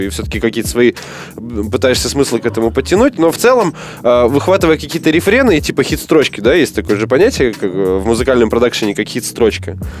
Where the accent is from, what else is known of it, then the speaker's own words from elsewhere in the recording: Omsk, Omsk Oblast, Russia; в родном городе на бесплатный около СКК имени Блинова